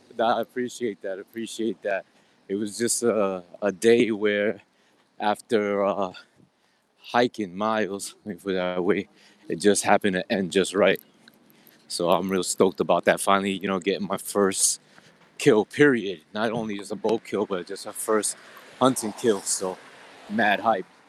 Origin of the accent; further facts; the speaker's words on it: New York City, New York, United States; I'm from Queens, N Y C